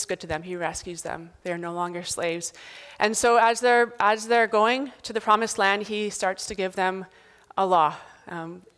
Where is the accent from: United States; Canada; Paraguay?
Canada; Northern Ontario; I was from Northern Ontario